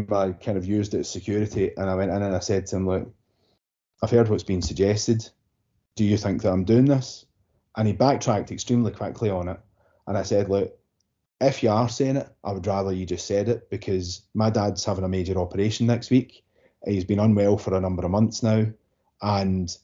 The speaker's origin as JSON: {"language": "English", "town": "Glasgow", "region": "Scotland", "country": "United Kingdom", "said": "I'm from Kirkcartan, the south side of Glasgow"}